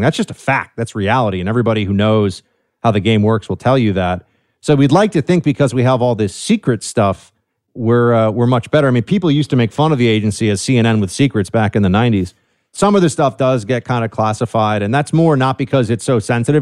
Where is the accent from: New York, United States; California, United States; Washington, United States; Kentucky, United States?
New York, United States; New York City; I'm from New York City, man, born and raised here.